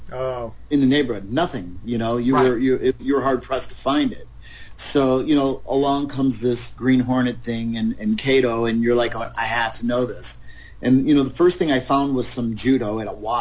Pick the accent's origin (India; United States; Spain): United States; Chicago, Illinois; moved away as an adult; now in California, United States; Chicago. Right in Chicago, in the heart of it